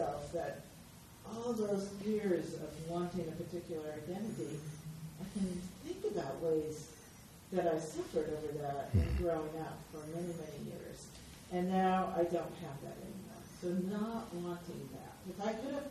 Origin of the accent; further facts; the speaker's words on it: Portland, Oregon, United States; I grew up in Portland, Oregon